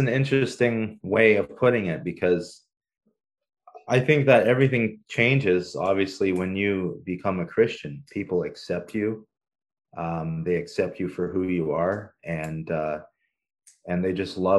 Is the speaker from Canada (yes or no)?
yes; Canada; also born or lived in Paraguay; my entire, I guess, growing up phase was in Canada